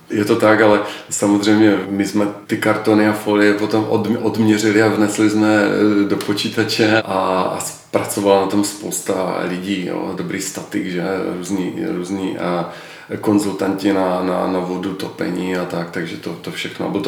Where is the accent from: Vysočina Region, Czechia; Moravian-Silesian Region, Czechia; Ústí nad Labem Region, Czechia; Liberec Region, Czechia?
Moravian-Silesian Region, Czechia; Ostrava; Opravdu, já jsem v ty první měsíce, kdy jsme se vrátili do Ostravy, my jsme měli eh, malou dcerku, dvouměsíční a tak nějak jako logicky to eh, jako vykrystalizovalo, že se i vrátíme zpět do rodného města za svými rodiči